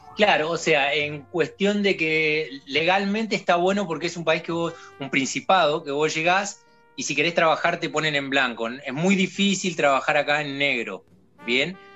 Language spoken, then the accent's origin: Spanish; Patagonia, Neuquén, Argentina; moved away as an adult; also born or lived in Bariloche, Argentina; now in Andorra; yo soy del sur de la Patagonia de Neuquén, de Argentina